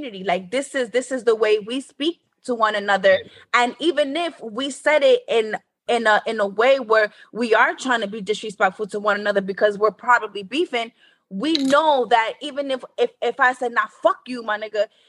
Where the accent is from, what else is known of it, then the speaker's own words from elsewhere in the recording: New York City, New York, United States; we're from New York. So in New York, we're a melting pot